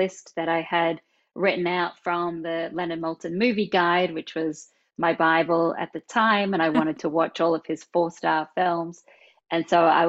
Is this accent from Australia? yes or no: yes; Australia; moved away; you can probably tell from this accent that I'm not from America. I was born in Australia